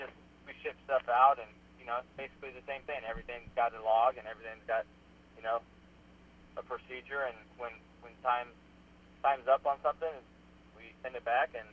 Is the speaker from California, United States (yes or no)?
yes; Southern California, United States; born and raised in Southern California